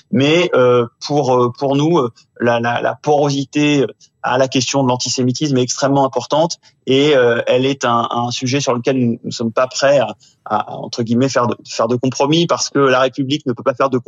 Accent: France; nous sommes des Français comme les autres

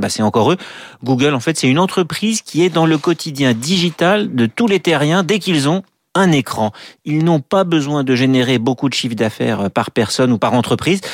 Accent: France; chez nous en France

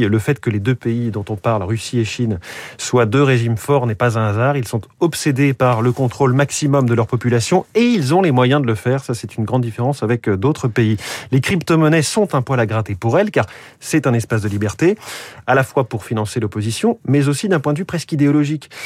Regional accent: France; chez nous en France

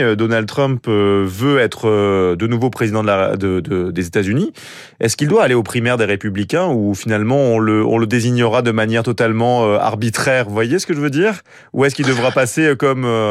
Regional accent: Marseille, Provence-Alpes-Côte d'Azur, France; je suis marseillais

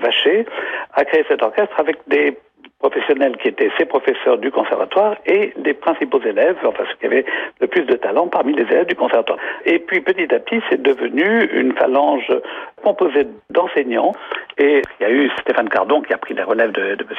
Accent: Nice, Provence-Alpes-Côte d'Azur, France; je suis originaire de Nice, donc j'ai toujours vécu au milieu des partitions de d'Ambrosio.

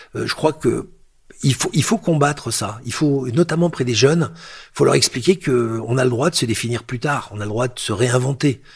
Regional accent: Lyon, Auvergne-Rhône-Alpes, France; born or raised there; moved away; also born or lived in Algeria / Paris / New York

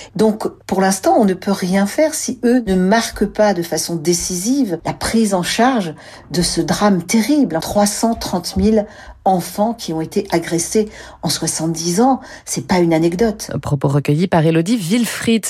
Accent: France; chez nous, en France

